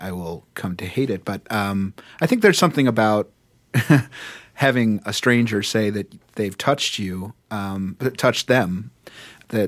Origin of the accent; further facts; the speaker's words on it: New York City, New York, United States; as a New Yorker